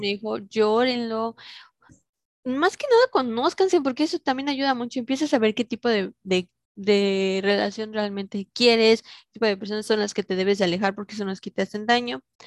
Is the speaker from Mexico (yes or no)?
yes; Mexico; somos mexicanos